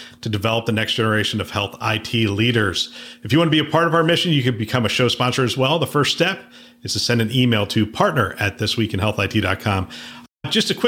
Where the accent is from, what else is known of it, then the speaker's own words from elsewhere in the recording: Pennsylvania, United States; I grew up in Pennsylvania